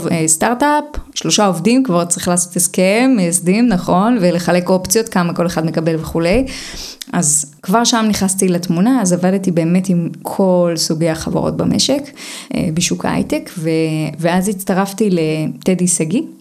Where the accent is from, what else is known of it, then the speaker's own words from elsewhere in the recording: Hadera, Haifa District, Israel; also born or lived in Romania; אז אני נולדתי ברומניה, עליתי לארץ, גדלתי בחדרה. בחדרה לא כל כך מדברים על יזמות וזה